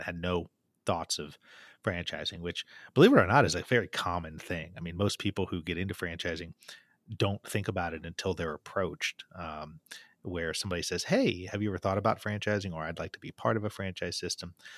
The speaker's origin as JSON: {"language": "English", "town": "Bloomington", "region": "Indiana", "country": "United States", "tie": "born or raised there", "said": "in my hometown in Indiana, at Indiana University"}